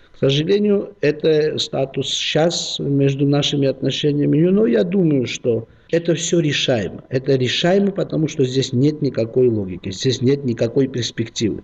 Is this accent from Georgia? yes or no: yes; Georgia; Мы, грузины